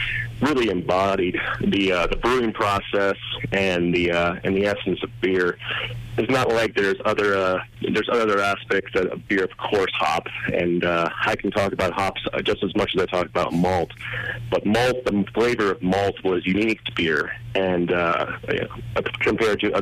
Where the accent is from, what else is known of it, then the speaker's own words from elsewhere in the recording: Pittsburgh and Philadelphia, Pennsylvania, United States; moved away as an adult; also born or lived in British Columbia / Colorado; I'm from Pittsburgh and Philadelphia originally